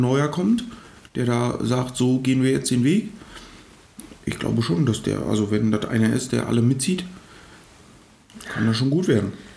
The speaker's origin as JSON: {"language": "German", "region": "eastern Germany", "country": "Germany", "said": "wir sind ja aus dem Osten"}